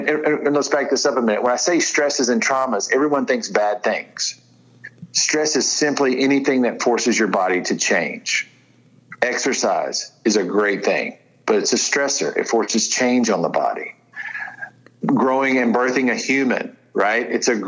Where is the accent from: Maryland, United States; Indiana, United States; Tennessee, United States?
Tennessee, United States; I'm from West Tennessee. It ain't good, right?